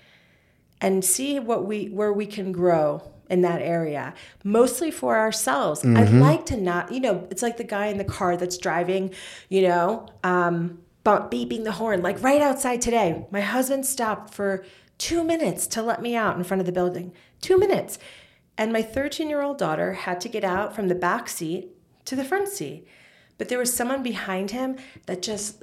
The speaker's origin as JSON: {"language": "English", "region": "New York", "country": "United States", "tie": "born or raised there", "said": "in the 80s, that's when I grew up in New York"}